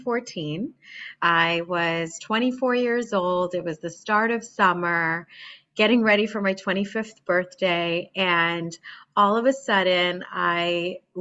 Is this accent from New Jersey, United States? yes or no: yes; New Jersey, United States; moved away as an adult; now in Boston, United States; I was born and raised in New Jersey